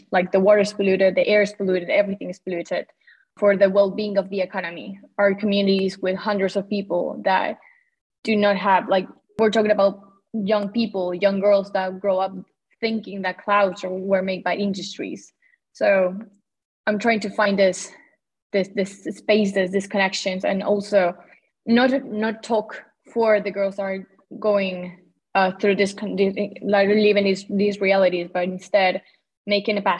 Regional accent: Santiago, Santiago Metropolitan Region, Chile; also born or lived in Patagonia, Chile; I'm from Santiago, Chile. I lived part of my life in Patagonia, that is in the south of Chile, but I'm right now in the capital.

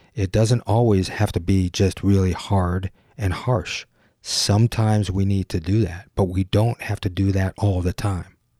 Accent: Detroit, Michigan, United States; Gyro is an identity studio based in my hometown, Detroit

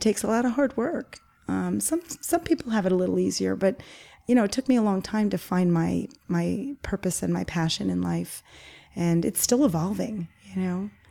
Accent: Garden City South, New York, United States; it's where I grew up in Garden City South

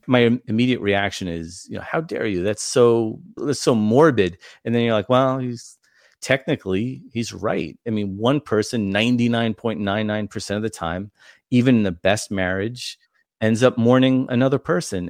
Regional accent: New York, United States; now in Indiana, United States; I'm from New York

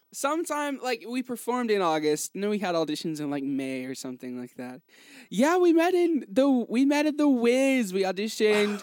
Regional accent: Hickory, North Carolina, United States; I'm from Hickory

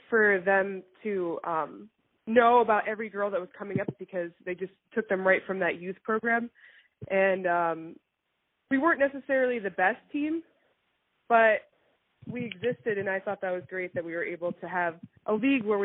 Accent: Framingham, Massachusetts, United States; I grew up in Framingham, Massachusetts, like 30 minutes from Boston

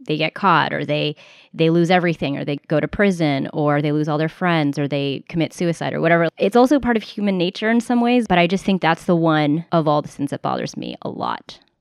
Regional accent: United States; first language English; I am American. My first language was English

